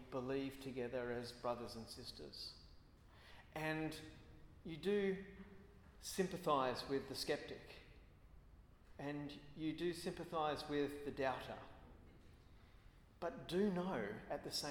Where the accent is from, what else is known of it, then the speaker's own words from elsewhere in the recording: Australia; as an Australian